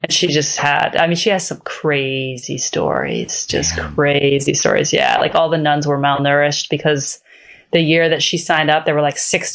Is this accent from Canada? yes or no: no; Ireland; I'm Irish. Both my parents are Irish.